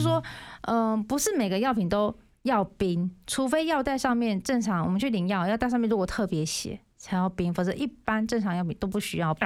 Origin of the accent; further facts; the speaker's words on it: Yilan County, Taiwan; accent: Yilan accent; moved away as an adult; now in Keelung, Taiwan; 因为我本身是宜兰人嘛